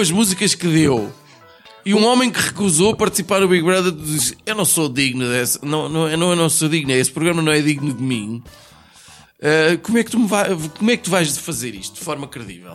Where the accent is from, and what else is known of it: Portugal